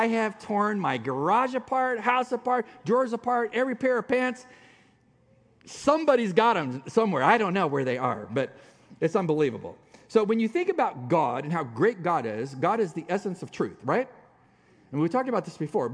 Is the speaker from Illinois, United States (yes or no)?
no; San Diego, California, United States; moved away as an adult; also born or lived in Dallas, Texas; we're from San Diego